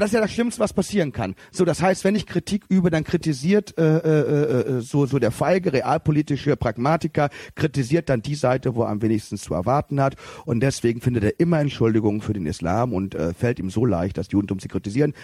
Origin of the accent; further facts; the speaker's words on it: Cologne, North Rhine-Westphalia, Germany; als Kölner